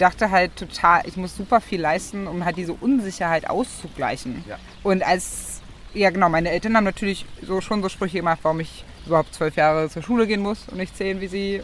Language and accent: German; Magdeburg, Saxony-Anhalt, Germany; moved away as an adult; also born or lived in Gardelegen; now in Berlin, Germany; Ich bin geboren 1990 in Gardelegen und aufgewachsen in Magdeburg. Wohne mittlerweile in Berlin